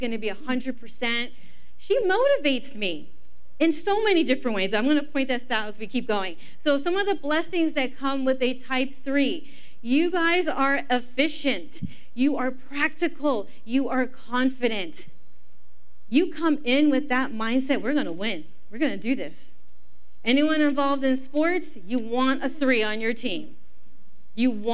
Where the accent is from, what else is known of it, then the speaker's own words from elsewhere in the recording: Los Angeles, California, United States; moved away as an adult; now in Inland Empire, United States; we're not actually from the Inland Empire, we're from the San Fernando Valley, and I grew up in the Valley Girl age.